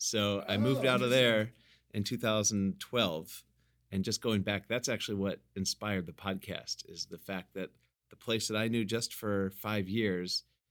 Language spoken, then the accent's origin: English; Ohio, United States; also born or lived in Michigan; I'm from Ohio, so I'm born in Michigan, raised in Ohio, school at Northwestern University outside Chicago, Midwest born and raised.